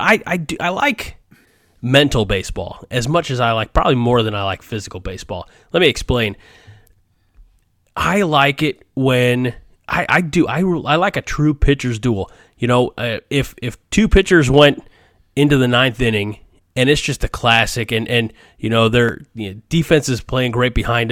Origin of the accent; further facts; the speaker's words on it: St. Louis, Missouri, United States; You know, see, I'm from the St. Louis area. I'm a Cardinals fan, and I was 16 in the summer of 98, the big home run race.